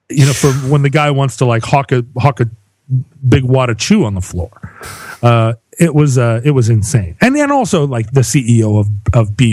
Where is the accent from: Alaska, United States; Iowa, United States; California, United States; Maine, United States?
Alaska, United States; I grew up in Alaska.